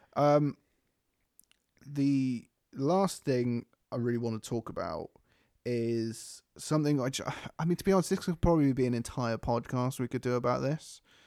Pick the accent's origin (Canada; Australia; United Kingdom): United Kingdom; We're British